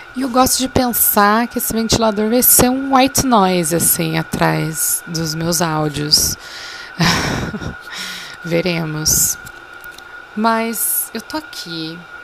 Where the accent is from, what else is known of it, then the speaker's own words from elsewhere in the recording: Brazil; sendo brasileiro